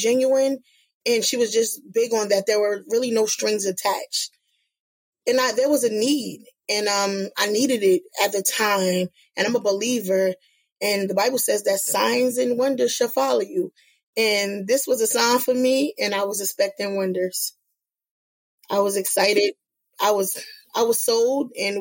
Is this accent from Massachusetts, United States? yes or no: no; Newark, New Jersey, United States; I'm a Newark native. I come from the West Ward. I was born and raised in Ivy Hill.